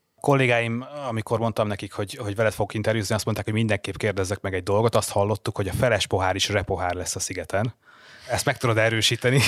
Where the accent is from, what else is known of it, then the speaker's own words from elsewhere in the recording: Hungary; Magyarországról jövök